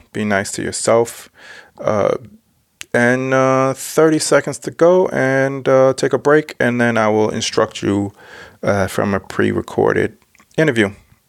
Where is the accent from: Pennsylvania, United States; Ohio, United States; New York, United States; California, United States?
New York, United States; Yonkers; moved away as an adult; also born or lived in Brooklyn; New York is my hometown